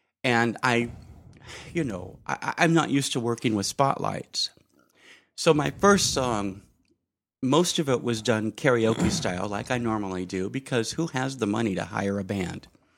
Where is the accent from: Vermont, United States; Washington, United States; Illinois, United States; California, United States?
Washington, United States; Bellingham; also born or lived in Mount Vernon, Washington; I was raised in Bellingham/Mount Vernon. My grandparents were up here. Yeah. We were an old Italian family, so every weekend was Bellingham.